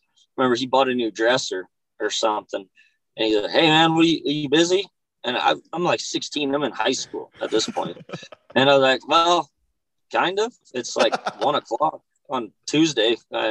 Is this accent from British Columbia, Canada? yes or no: no; Hinton, Alberta, Canada; born there; also born or lived in Okotoks; I guess I was born up in Hinton, moved around a little bit as a kid, and I guess I was 14 or 15 when I moved to Okotoks.